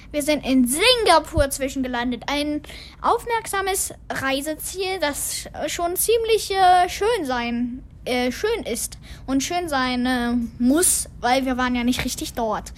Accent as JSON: {"language": "German", "country": "Germany", "moved": "yes", "lives_now": "Taiwan", "said": "also wir kommen ja aus Deutschland"}